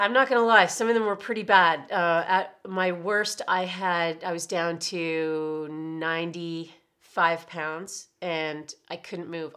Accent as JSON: {"language": "English", "town": "Oshawa", "region": "Ontario", "country": "Canada", "also_born_or_lived": "Toronto", "said": "I was from Oshawa and I did not wanna move back into my parents' house"}